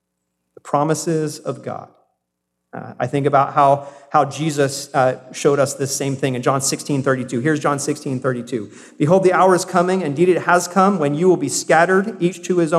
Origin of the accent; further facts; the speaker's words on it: South Carolina, United States; born there; So I was born in South Carolina. I don't have much of the South still in me, but I can still do a good y'all, right?